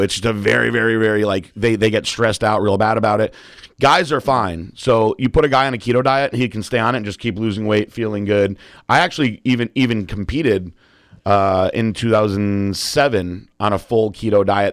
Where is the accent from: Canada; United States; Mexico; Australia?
United States; Northeast; also born or lived in Connecticut; now in Florida, United States; we're from the Northeast